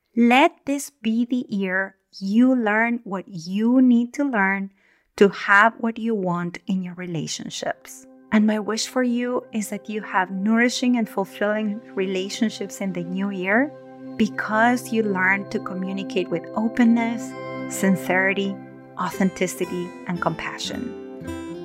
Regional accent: Argentina; now in Northern California, United States; I was born and raised in Argentina in the Southern Hemisphere

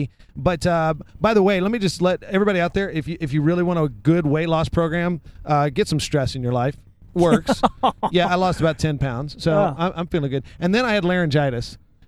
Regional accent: Boston, Massachusetts, United States; I'm from Boston.

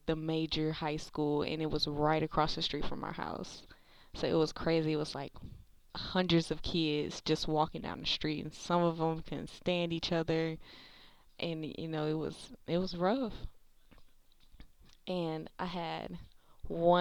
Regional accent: Milwaukee, Wisconsin, United States; now in Memphis, United States; I am currently in Memphis, Tennessee. I was born and raised in Milwaukee, Wisconsin.

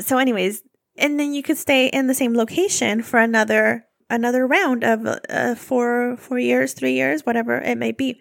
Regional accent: California, United States; I'm from California

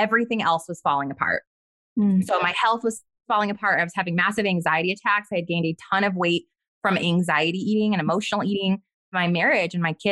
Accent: White Rock, New Mexico, United States; I grew up in White Rock, right outside of Los Alamos, New Mexico

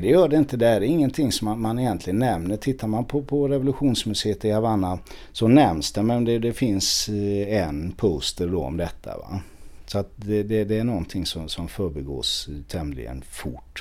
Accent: Sweden; som svensk

